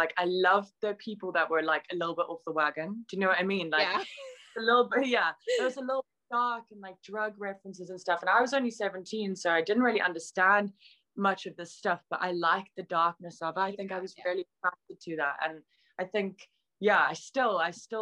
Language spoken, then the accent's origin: English; South Africa; moved away; I grew up in South Africa